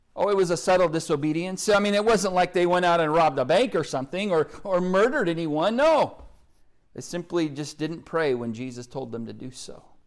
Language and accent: English; Oklahoma, United States; accent: Oklahoma; my Oklahoma accent